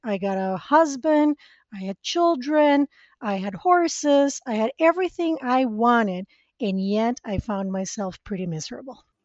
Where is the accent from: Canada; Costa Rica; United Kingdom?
Costa Rica; English is a second language; moved away as an adult; now in United States; I was born and raised in Costa Rica